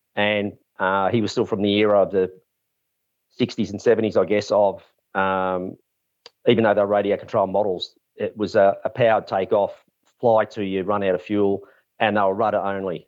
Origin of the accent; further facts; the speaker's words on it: Mornington, Victoria, Australia; also born or lived in Camperdown; we moved to Mornington. Uh, Dad was asked to manage two, um, racehorse studs. on Bungear Road, a Montana stud and Green Dale Lodge, which was like over a thousand acres, massive. It was great, you know, growing up on a farm